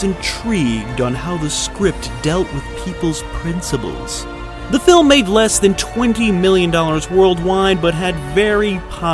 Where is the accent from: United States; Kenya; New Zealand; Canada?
United States; I'm an American